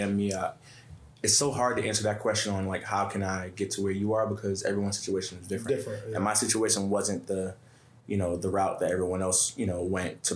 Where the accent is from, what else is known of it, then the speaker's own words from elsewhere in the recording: New York City, New York, United States; I'm kid from Bed-Stuy